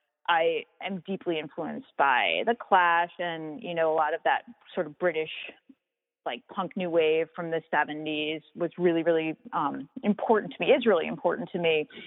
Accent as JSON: {"language": "English", "area": "Long Island", "region": "New York", "country": "United States", "tie": "born or raised there", "moved": "yes", "said": "where I grew up on Long Island was this incredibly small town."}